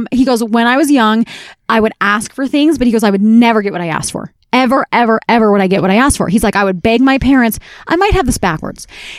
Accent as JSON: {"language": "English", "country": "United Kingdom", "said": "I'm the Brit to the Brit and Wit, though."}